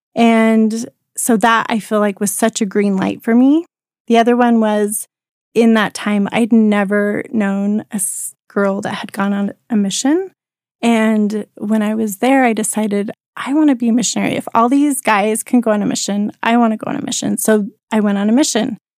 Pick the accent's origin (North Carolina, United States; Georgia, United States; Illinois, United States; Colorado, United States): Colorado, United States; moved away as an adult; also born or lived in Rexburg, Idaho; I grew up in Colorado